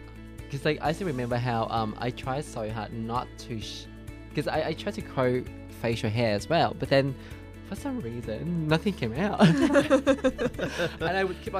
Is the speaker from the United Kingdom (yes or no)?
no; Vietnam; moved away; in my country, because I grew up in Vietnam